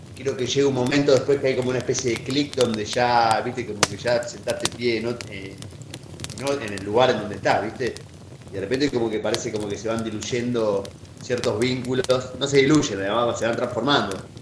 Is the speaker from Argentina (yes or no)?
yes; Buenos Aires, Argentina; moved away as an adult; now in Bariloche, Argentina; nacido y criado en en Capital Federal, en el barrio de Caballito